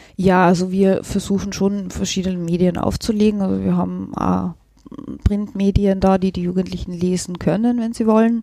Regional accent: Völkermarkt, Carinthia, Austria; now in Vienna, Austria; meine Heimatstadt Völkermarkt

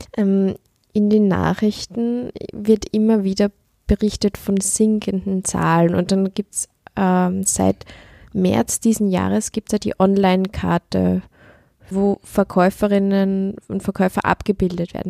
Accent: Upper Austria, Austria; moved away as an adult; now in Vienna, Austria; ich komme aus Oberösterreich

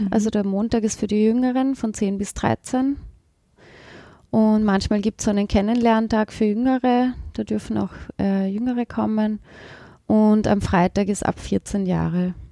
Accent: East Tyrol, Austria; moved away as an adult; also born or lived in Vienna; Ich bin in, in Osttirol aufgewachsen, da gibt es ja keine Uni.

